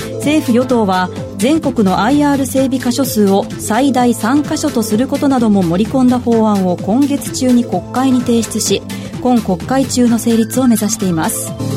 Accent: Kansai, Japan; 町田さんと同じ関西出身です

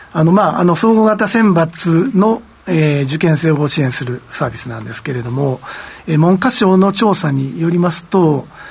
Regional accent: Japan; moved away; 私自身も、あの、地方出身でございますので

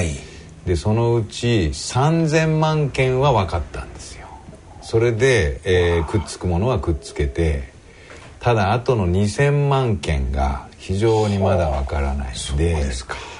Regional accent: Tokyo, Japan; 江古田にある病院で生まれまして

